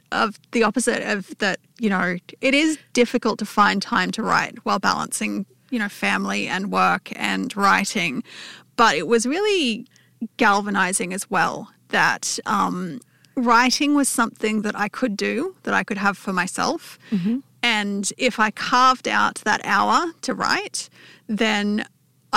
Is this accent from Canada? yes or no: no; Newcastle, New South Wales, Australia; now in Canberra, Australia; I grew up in Newcastle, but I've lived in Canberra for the last 12 years.